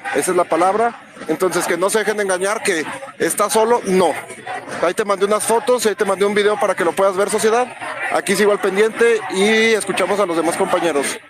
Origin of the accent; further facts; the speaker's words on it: Fresnillo, Zacatecas, Mexico; soy de aquí de Frenillo Zacatecas